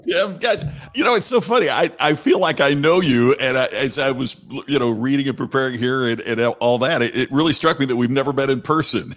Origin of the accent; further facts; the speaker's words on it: Crothersville, Indiana, United States; where I grew up, Crothersville, Indiana is, is my hometown.